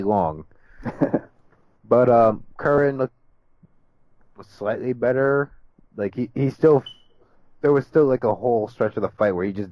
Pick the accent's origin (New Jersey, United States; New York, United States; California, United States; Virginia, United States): New Jersey, United States; I'm from Jersey